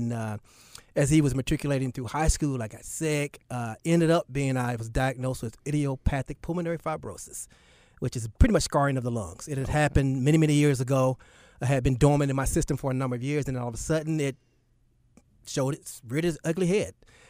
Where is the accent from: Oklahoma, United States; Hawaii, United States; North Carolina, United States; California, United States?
North Carolina, United States; Charlotte; also born or lived in Newark; So most people think I was born and raised in Charlotte. My dad was in the Navy. I was born in Newark, New Jersey. But as soon as I was born, I moved back to Charlotte.